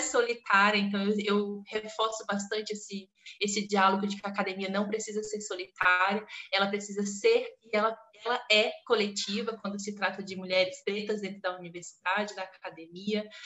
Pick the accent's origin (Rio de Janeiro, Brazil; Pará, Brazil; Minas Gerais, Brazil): Pará, Brazil; southeast of the state of; moved away; Eu sou do estado do Pará, do sudeste do estado do Pará